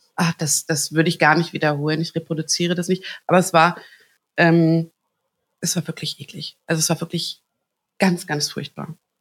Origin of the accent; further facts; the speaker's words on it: Hagen, North Rhine-Westphalia, Germany; ich bin in Hagen geboren